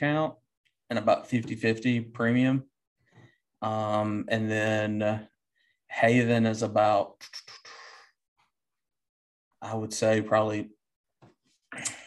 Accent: Alamo, Tennessee, United States; now in Jackson, United States; I'm from Alamo, Tennessee, originally.

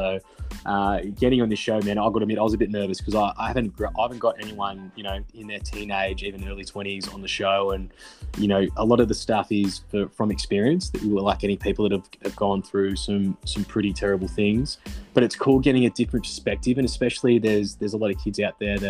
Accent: Geelong, Victoria, Australia; now in Sunshine Coast, Australia; I'm originally from Geelong, mate. I'm a Geelong fella.

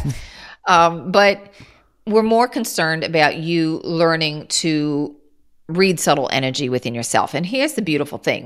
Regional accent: Kansas, United States; I'm from Kansas

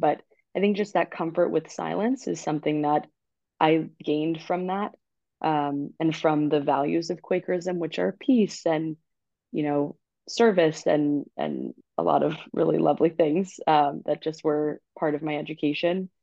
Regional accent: Long Island, New York, United States; now in New York City, United States; I'm from Long Island and it's the school that was nearest to my house

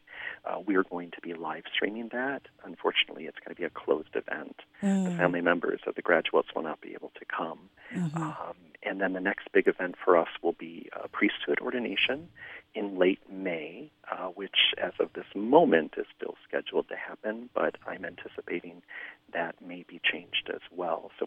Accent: Flint, Michigan, United States; moved away; living just outside of Flint, Michigan, my hometown

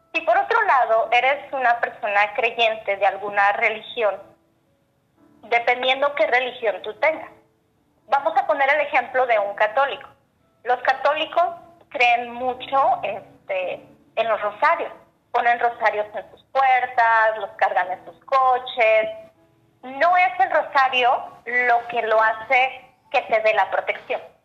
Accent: Zacatecas, Mexico; now in United States; soy mexicana, eh, originaria de, la ciudad de Zacatecas. Ahora radico en Estados Unidos.

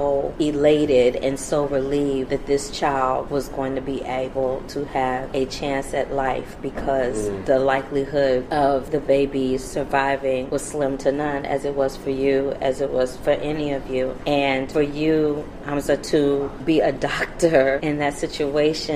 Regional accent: St. Louis, Missouri, United States; now in Los Angeles, United States; St. Louis where I'm from

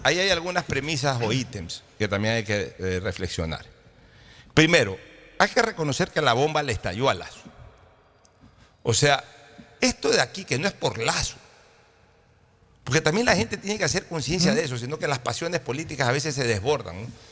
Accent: Ecuador; no somos tontos los ecuatorianos

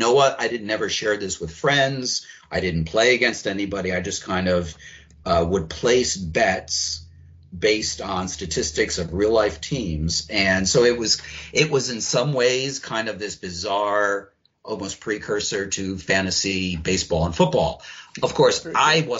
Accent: Philadelphia, Pennsylvania, United States; I grew up in Philadelphia.

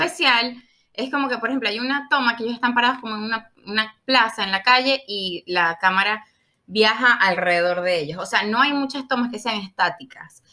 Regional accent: Maracaibo, Zulia, Venezuela; yo soy de Maracaibo

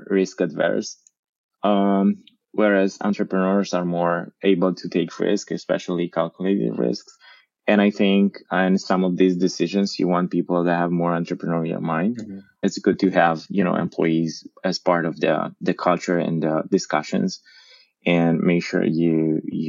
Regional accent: Oradea, Bihor County, Romania; I am from Oradea

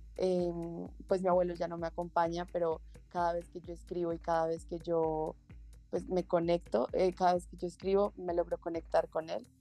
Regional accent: Bogotá, Colombia; yo soy de Bogotá, Colombia y llevo viviendo toda mi vida acá

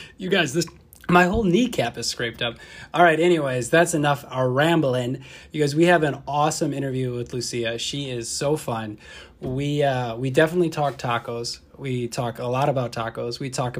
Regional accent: Fond du Lac, Wisconsin, United States; I'm from Fond du Lac, so like an hour north of here.

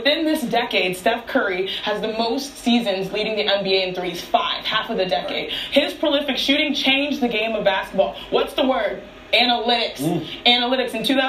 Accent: Nigeria; You know, we're Nigerian. We got to stick together

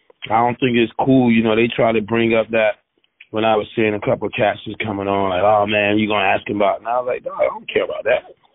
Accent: the South, United States; I grew up in the South

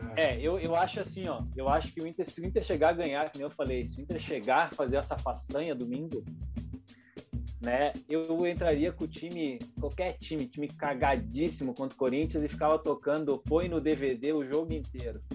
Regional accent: South Region, Brazil; a gente é aqui do Sul

